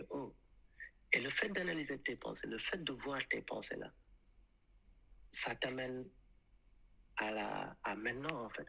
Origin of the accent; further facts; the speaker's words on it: France; Je sais que je suis un français.